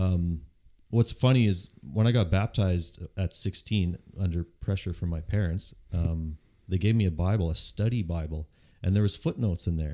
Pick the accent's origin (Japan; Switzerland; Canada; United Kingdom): Canada; Yontzee, Manitoba; I grew up in Yontzee